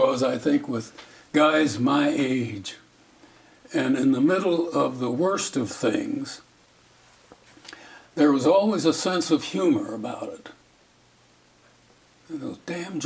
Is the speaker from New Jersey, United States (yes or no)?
no; South Dakota, United States; kid growing up in South Dakota, I didn't even know what a teletype machine was